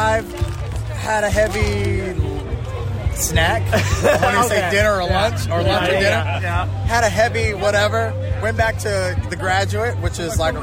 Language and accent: English; Oregon, United States; moved away; I am from Oregon. I was born and raised in Oregon.